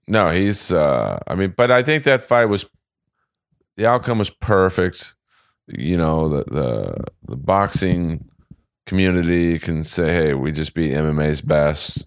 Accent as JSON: {"language": "English", "town": "Los Angeles", "region": "California", "country": "United States", "tie": "born or raised there", "said": "I grew up in West L A."}